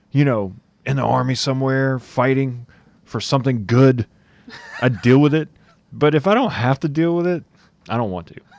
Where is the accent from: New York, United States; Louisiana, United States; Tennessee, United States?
Louisiana, United States; Lafayette; I'm from Lafayette, so, Louisiana.